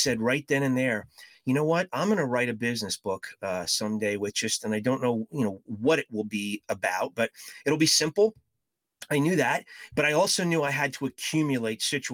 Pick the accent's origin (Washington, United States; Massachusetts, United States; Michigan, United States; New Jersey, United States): New Jersey, United States; moved away as an adult; now in St. Louis, United States; I spent most of my childhood growing up in New Jersey and moved out to the St. Louis area about 20 years ago